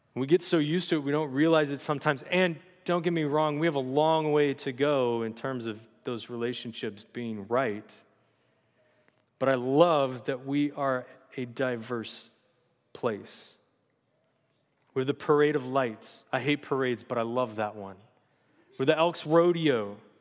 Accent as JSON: {"language": "English", "area": "San Luis Obispo", "region": "California", "country": "United States", "tie": "born or raised there", "also_born_or_lived": "Los Angeles, California", "lives_now": "Santa Maria, United States", "said": "I grew up in Slough J, for junior high and high school"}